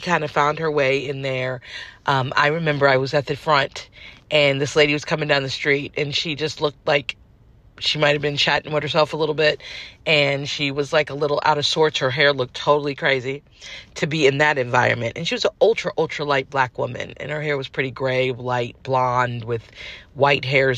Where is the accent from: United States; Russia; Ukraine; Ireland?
United States; California; moved away as an adult; also born or lived in New York City; I'm not a New Yorker, I'm a California girl